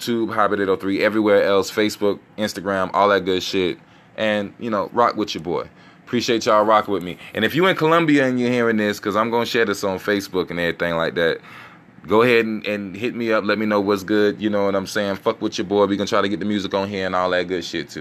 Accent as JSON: {"language": "English", "region": "South Carolina", "country": "United States", "said": "I'm from South Carolina"}